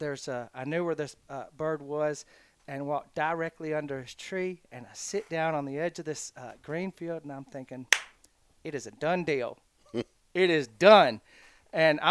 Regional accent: South Carolina, United States; now in Alabama, United States; I grew up in South Carolina

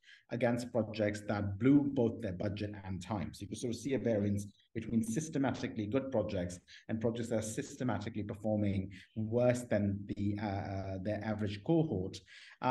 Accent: Pakistan; moved away; also born or lived in Washington, D.C., United States / Oxford, United Kingdom; I grew up in Pakistan, in an Islamic family background

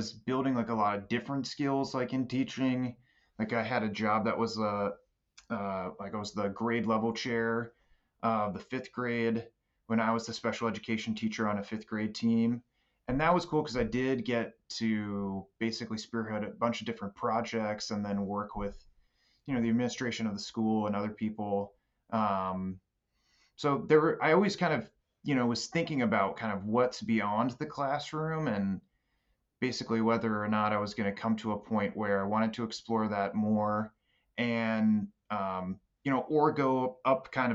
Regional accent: Baltimore, Maryland, United States; moved away as an adult; also born or lived in Boston area; I'm from Baltimore originally

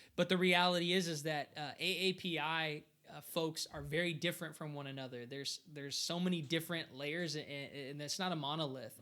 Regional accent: Portland, Oregon, United States; I was born here in Portland, Oregon. Like, I've only lived in the United States

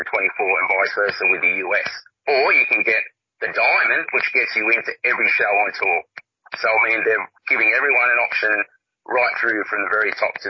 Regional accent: Australia; being Australian

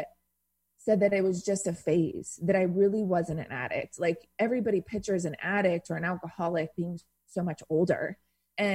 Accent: Irvine, California, United States; I grew up in Irvine.

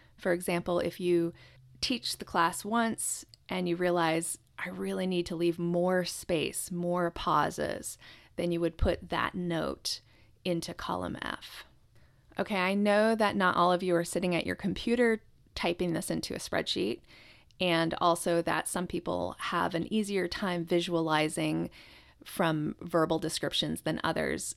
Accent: Japan; moved away; I was born in Japan, and Japanese culture is very close to my heart

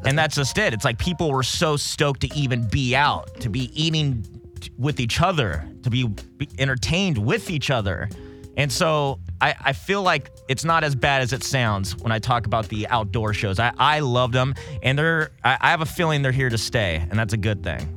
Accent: Los Alamitos, California, United States; born or raised there; also born or lived in Corona, California / San Jose, California

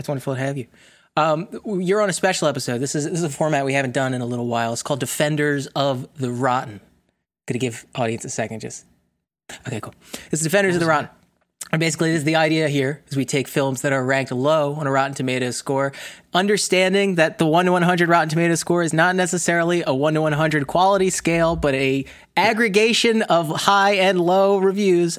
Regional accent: New Jersey, United States; I'm from, like, northeast United States, I'm from South Jersey, um, it, a suburb right outside of Philadelphia.

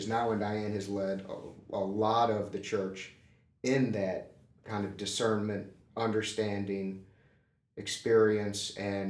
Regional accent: St. Louis, Missouri, United States; I grew up in the Lutheran Church, Missouri Synod, in St.

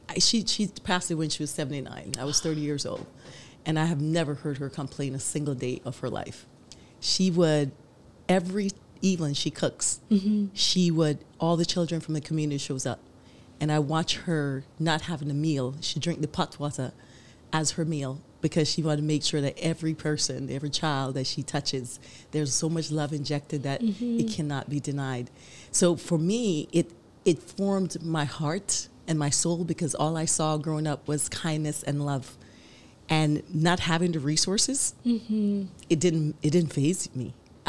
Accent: Jamaica; I think it's a part of the country, you know, being Jamaican.

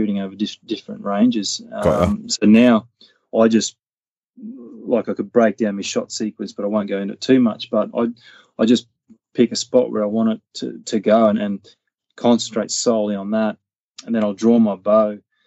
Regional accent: North Queensland, Australia; I grew up in North Queensland.

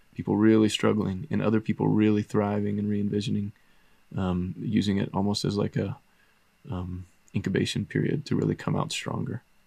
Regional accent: the South, United States; moved away; in my culture where I grew up in the South

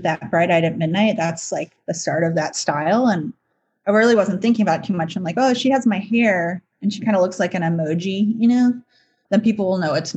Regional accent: Evanston, Illinois, United States; I grew up in Chicago

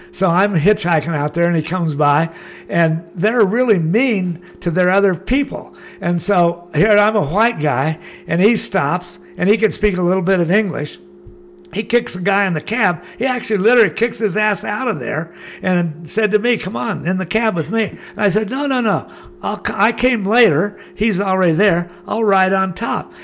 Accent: Laguna Beach, California, United States; also born or lived in Hawaii; I was born in Laguna, lived there all my life.

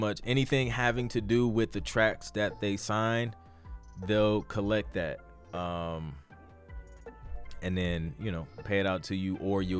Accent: England, United Kingdom; now in Canada; I'm from England and with PRS, but Canada has been my home for 12 years.

